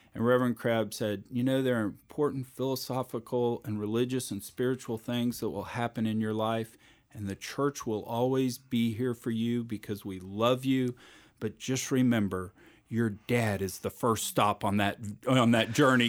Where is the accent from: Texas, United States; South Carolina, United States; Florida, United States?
Texas, United States; Richmond; moved away as an adult; now in Houston, United States; I grew up out in Richmond